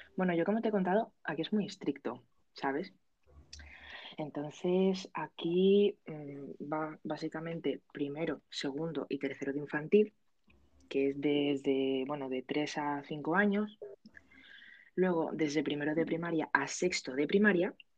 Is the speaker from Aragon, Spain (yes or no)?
yes; Aragon, Spain; que soy de Aragón